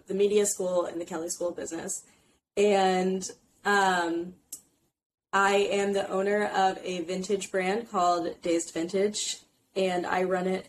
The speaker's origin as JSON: {"language": "English", "region": "Indiana", "country": "United States", "moved": "as an adult", "lives_now": "New York City, United States", "said": "I'm from Indiana originally, but I live in New York City now"}